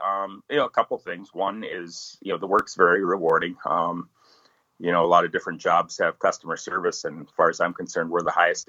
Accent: Rainy Lake, northern Minnesota, United States; now in Bemidji, United States; I grew up right on Rainy Lake on the Canadian border, northern Minnesota.

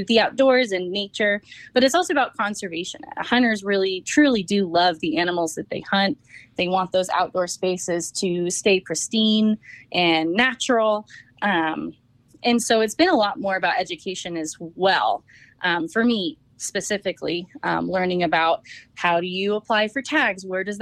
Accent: Napa, California, United States; now in Colorado, United States; I grew up in Napa

